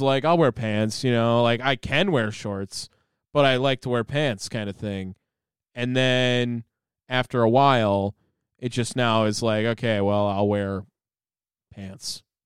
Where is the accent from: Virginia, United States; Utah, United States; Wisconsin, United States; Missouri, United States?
Wisconsin, United States; accent: Wisconsin; moved away as an adult; I don't think that I'll ever lose my Wisconsin accent.